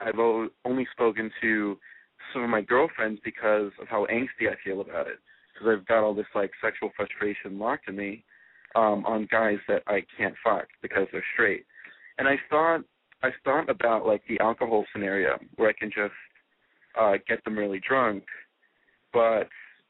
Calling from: Washington, District of Columbia, United States; I'm from Washington, D.C., and I'm 18 years old.

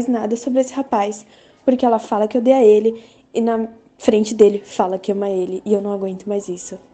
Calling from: São Paulo, Brazil; sou de São Paulo

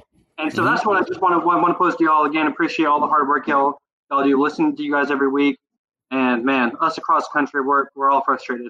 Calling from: Austin, Texas, United States; I'm calling from Austin, Texas.

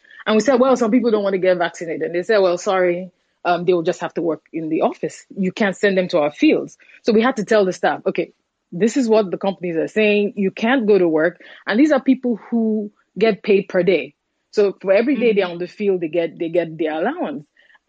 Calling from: Nigeria; Like the last speaker, I'm calling from Nigeria.

